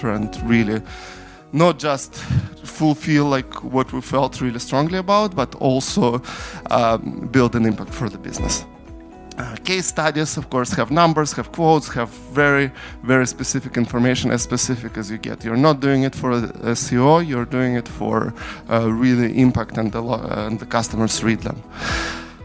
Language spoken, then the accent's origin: English; Ukraine; moved away; I'm from Ukraine originally.